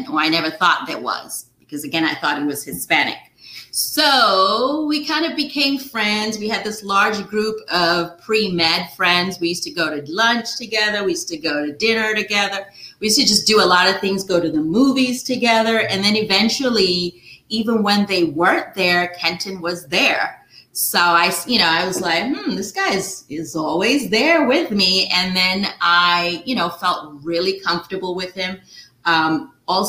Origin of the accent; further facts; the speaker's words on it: Nigeria; moved away as an adult; now in United States; I grew up in Nigeria